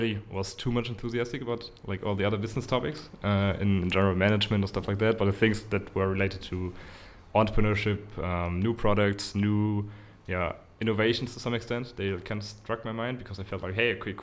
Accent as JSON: {"language": "English", "town": "Cologne", "region": "North Rhine-Westphalia", "country": "Germany", "tie": "born or raised there", "also_born_or_lived": "near the Dutch border", "said": "I was actually born in Cologne. Living there right now as well. My family's was living close to the Dutch border, actually."}